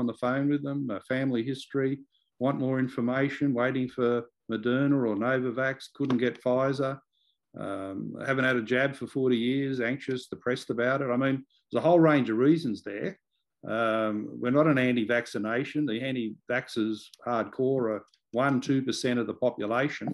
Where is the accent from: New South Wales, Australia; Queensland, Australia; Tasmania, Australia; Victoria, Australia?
New South Wales, Australia; Liverpool; I grew up in Liverpool, which has been one of these LGAs of concern